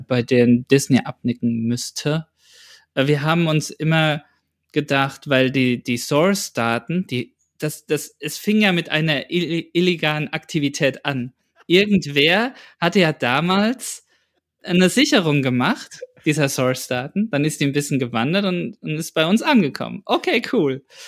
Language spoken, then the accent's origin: German; Aschaffenburg, Bavaria, Germany; hier in meiner Heimat, in der Heimat in Aschaffenburg